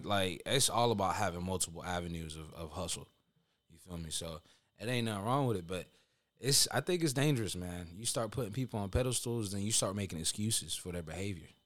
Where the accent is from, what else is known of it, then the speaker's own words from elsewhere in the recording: Honduras; I'm Hispanic for those listening that don't know. I'm from Honduras